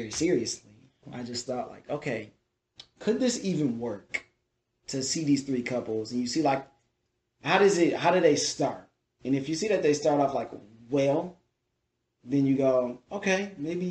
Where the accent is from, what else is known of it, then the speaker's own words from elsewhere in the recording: Detroit, Michigan, United States; I'm from Detroit. Hockey town